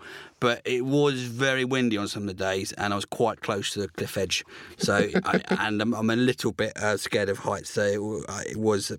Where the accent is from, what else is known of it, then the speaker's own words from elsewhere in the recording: Bembridge, South East England, United Kingdom; moved away; also born or lived in Norfolk; this is the postcode from where I grew up on the Isle of Wight in Bembridge, which is on the eastern tip of the Isle of Wight. A beautiful place which you hate until you leave.